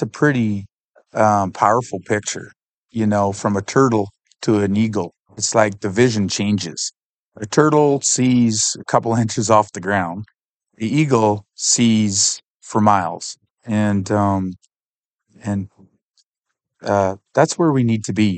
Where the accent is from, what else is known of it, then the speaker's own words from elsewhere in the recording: Canada; I'm from Canada.